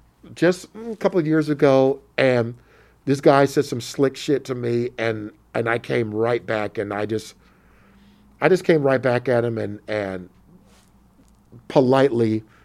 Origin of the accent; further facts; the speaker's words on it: United States; accent: American; my American accent.